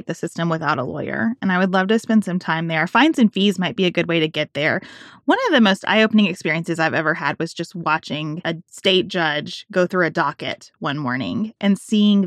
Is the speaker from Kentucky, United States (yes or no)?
yes; Kentucky, United States; my home state of Kentucky